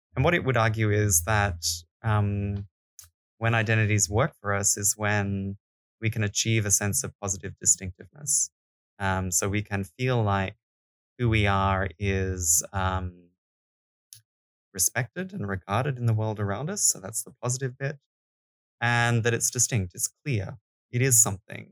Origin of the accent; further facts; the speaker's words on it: Australia; now in Denmark; I'm Australian